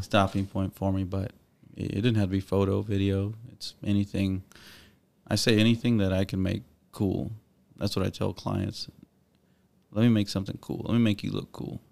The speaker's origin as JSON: {"language": "English", "town": "Corpus Christi", "region": "Texas", "country": "United States", "tie": "born or raised there", "said": "I grew up on the west side of Corpus"}